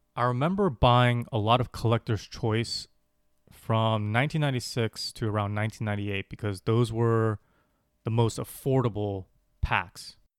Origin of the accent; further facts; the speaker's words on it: Los Angeles, California, United States; As a kid growing up in Los Angeles